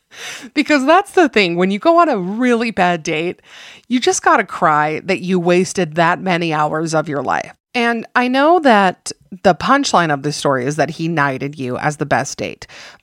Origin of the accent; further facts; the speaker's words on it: California, United States; I was raised in Southern California.